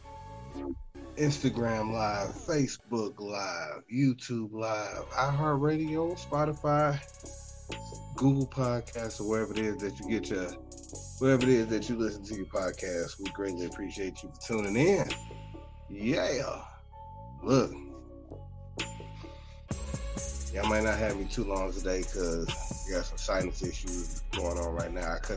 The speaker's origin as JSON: {"language": "English", "town": "Chicago", "region": "Illinois", "country": "United States", "said": "I'm from Chicago"}